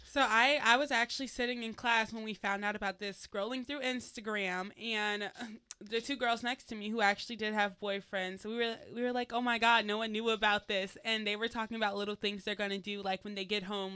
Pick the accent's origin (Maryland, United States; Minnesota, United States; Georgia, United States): Georgia, United States; Atlanta; I'm from Atlanta, so shout out to the Southern people from Atlanta